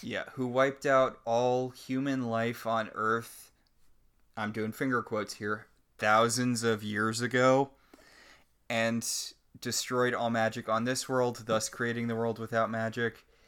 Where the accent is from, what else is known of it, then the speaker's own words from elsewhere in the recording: New Haven, Connecticut, United States; I grew up around Yale